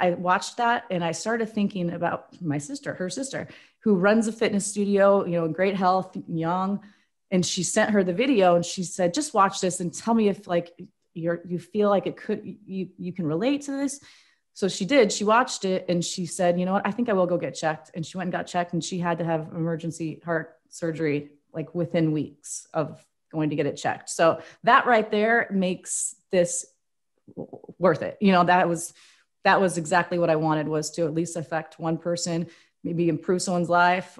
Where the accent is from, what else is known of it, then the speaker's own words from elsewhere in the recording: Spokane, Washington, United States; also born or lived in Indiana; now in Portland, United States; I'm from Spokane